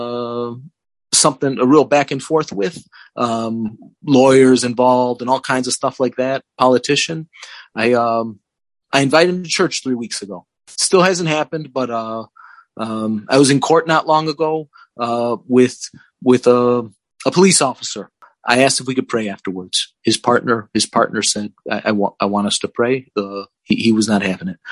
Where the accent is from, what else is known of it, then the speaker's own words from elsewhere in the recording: Chicago, Illinois, United States; I grew up on the South Side of Chicago in Chicago politics